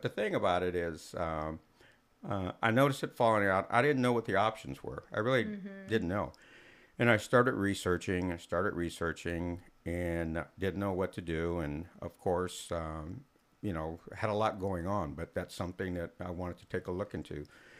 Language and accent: English; Germany; born there; I'm a military brat. I was born in Germany. Mom's German. Dad's black.